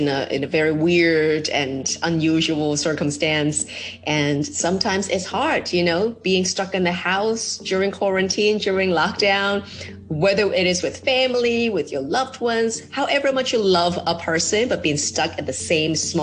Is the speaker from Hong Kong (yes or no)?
yes; Hong Kong; I know being a Hong Konger